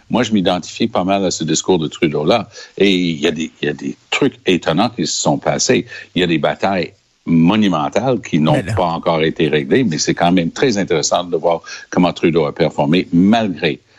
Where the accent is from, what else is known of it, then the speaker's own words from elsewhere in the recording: Quebec, Canada; Moi, je suis mm-hmm. fédéraliste, mais moi, je suis Québécois, je suis francophone. C'est mon monde aussi.